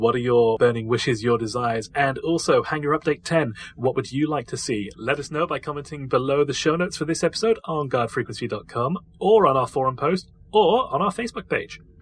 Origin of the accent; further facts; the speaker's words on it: United Kingdom; I am actually British